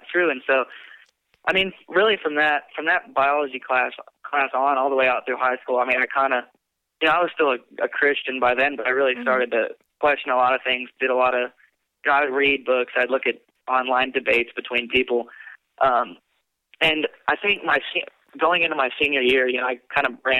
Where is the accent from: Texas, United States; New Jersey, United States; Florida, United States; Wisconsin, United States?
Texas, United States; I was raised in Texas